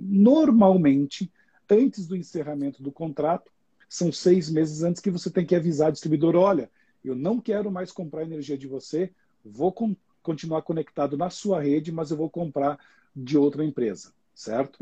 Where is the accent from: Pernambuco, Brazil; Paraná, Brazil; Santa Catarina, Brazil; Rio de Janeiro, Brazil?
Santa Catarina, Brazil; Xanxerê; moved away as an adult; also born or lived in Chapecó; now in São Paulo, Brazil; eu moro em São Paulo, mas eu sou nascido em Santa Catarina, no interior do estado, numa pequena cidade do interior de Santa Catarina. É, eu sempre falo que é a grande Xanxerê, com alto dos seus 50 mil habitantes. Né? É, nasci lá, é, estudei